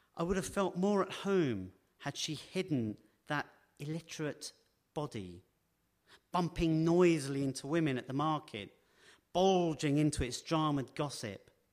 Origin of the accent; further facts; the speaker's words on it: London, United Kingdom; When I was growing up in West London, um, near Heathrow